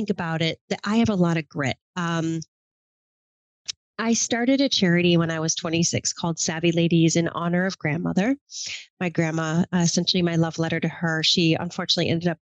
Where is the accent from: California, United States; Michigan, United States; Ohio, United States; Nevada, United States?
Michigan, United States; moved away as an adult; now in New York City, United States; I grew up in Michigan in the country, about as far from New York City life as you could imagine.